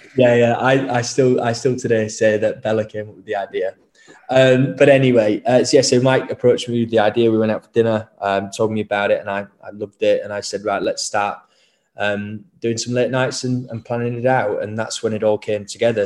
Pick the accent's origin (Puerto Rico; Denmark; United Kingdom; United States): United Kingdom; Leeds, Yorkshire and the Humber; I grew up in Leeds